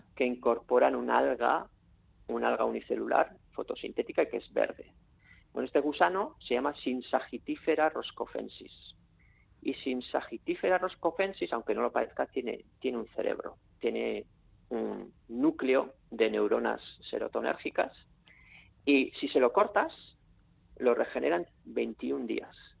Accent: Bakio, Basque Country, Spain; Yo soy de Baquio

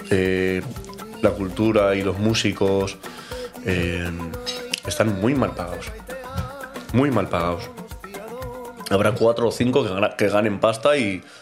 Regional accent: Basque Country, Spain; Yo nací en Miguel y Gastorza, ahí en, las Tres Cuestas. Pero ya con cuatro o tres añitos subimos aquí. Mi padre vive aquí en el 6. Y nos hemos criado ahí en el 6, en el primero.

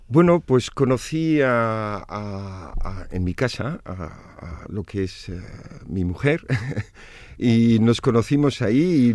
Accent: Tunis, Tunisia; also born or lived in Navarre, Spain; now in Vitoria, Spain; tunecino porque nací en Túnez, mis padres eh, son tunecinos

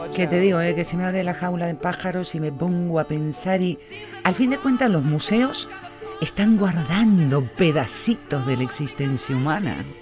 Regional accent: Vitoria-Gasteiz, Basque Country, Spain; Ese museo que tenemos aquí en nuestro pueblito

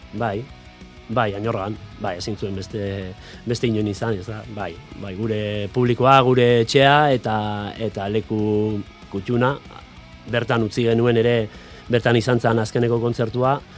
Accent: Pasaia, Basque Country, Spain; ni pasaitarra naiz, paisai San Pedrokoa naiz

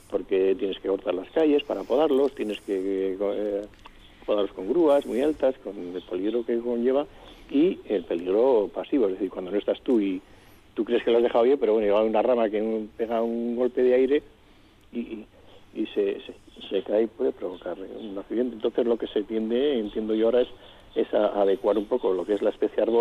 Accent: Vitoria, Basque Country, Spain; Yo soy de Vitoria, esa es, Paco, de Vitoria toda la vida. Yo he nacido en Sancho el Sabio y en la Florida he jugado al cinto

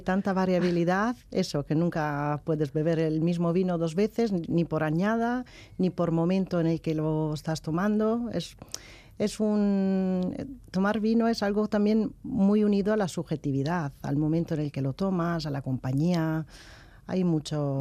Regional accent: Padua, Veneto, Italy; Spanish is a second language; moved away; yo soy italiana

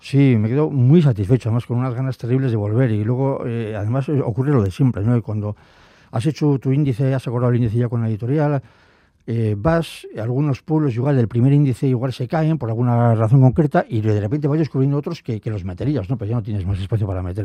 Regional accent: Biscay, Basque Country, Spain; soy vizcaíno, entonces Álava no era, mi tierra

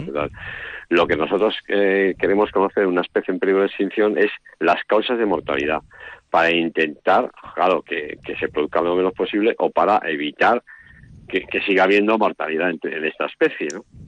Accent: Vitoria-Gasteiz, Basque Country, Spain; mi padre nació en Vitoria, entonces, claro, yo nací en Vitoria

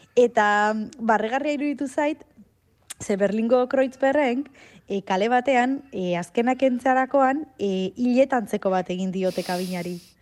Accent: Arrasate, Basque Country, Spain; arrasateko arbolapetan bat zegoen kabina bat mitikoa, eta bo, hor zenbat bat aliz jolastu dugun

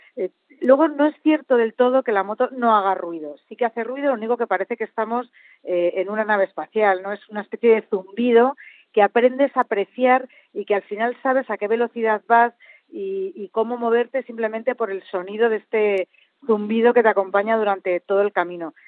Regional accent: central Spain, Spain; vengo del centro de España donde la uva se cultiva a ras de tierra

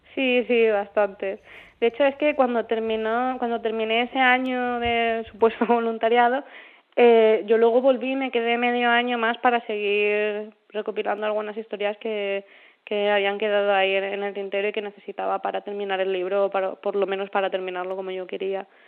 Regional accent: Ciudad Real, Castilla-La Mancha, Spain; cuando yo era pequeña y, vivía en es un pueblecito de Ciudad Real

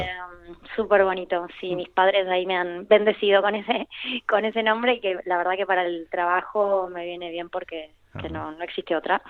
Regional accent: Argentina; now in Spain; trabajo en Buenos Aires

